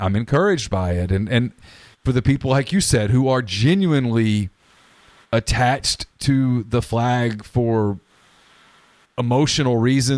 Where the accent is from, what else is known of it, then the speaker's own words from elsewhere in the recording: Louisiana, United States; now in Mississippi, United States; I'm not a native Mississippian. I grew up in Louisiana. I've been here long enough